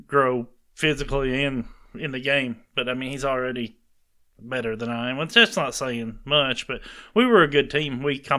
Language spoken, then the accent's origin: English; the South, United States; also born or lived in Alabama; I grew up in the South.